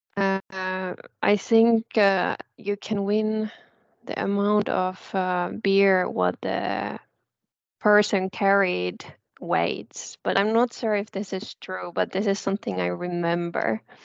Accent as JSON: {"language": "English", "region": "Southern Finland", "country": "Finland", "also_born_or_lived": "South Ostrobothnia", "moved": "yes", "said": "I'm actually originally from South"}